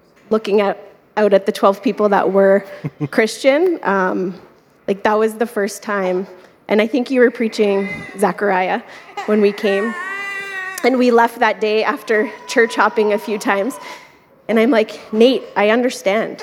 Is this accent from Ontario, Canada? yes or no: yes; Ontario, Canada; now in Calgary, Canada